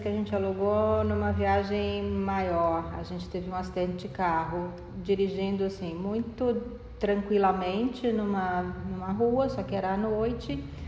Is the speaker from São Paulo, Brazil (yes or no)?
yes; São Paulo, Brazil; eu sou de São Paulo